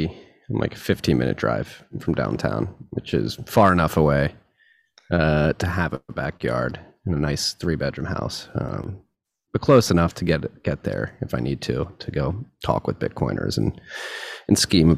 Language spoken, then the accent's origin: English; New York, United States; moved away; I came from New York.